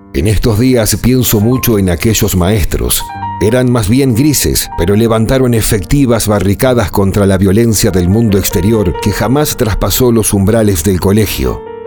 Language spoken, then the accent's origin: Spanish; Argentina; Mi país natal, Argentina